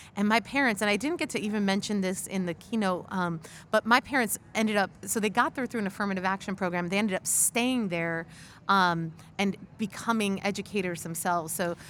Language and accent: English; upstate New York, United States; So, you know, my family is from Puerto Rico, as you said. I mentioned I'm Boricua, but I'm New Yorican. So I was born and raised in New York, in upstate New York, to be specific.